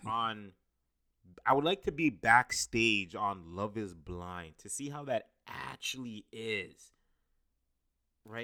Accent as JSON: {"language": "English", "town": "Brampton", "region": "Ontario", "country": "Canada", "tie": "born or raised there", "said": "my hometown Brampton"}